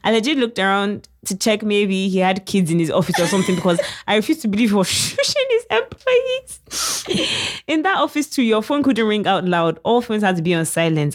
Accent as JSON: {"language": "English", "country": "United Kingdom", "said": "I'm British"}